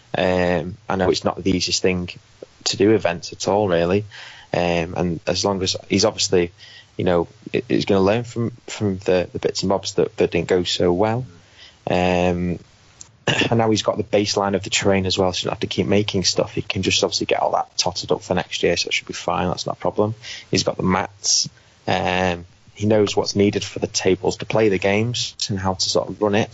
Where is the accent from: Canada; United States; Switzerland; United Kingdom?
United Kingdom; being British